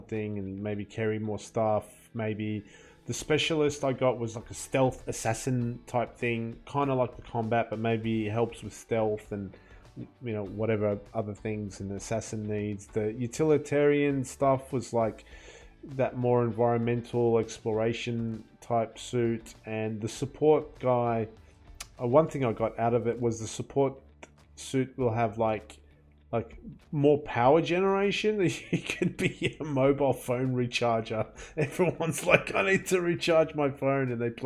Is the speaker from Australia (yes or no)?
yes; Australia; as an Australian